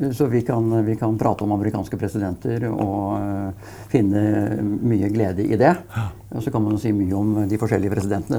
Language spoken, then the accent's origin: Norwegian; Brumunddal, Innlandet, Norway; fordi jeg er fra Brumunddal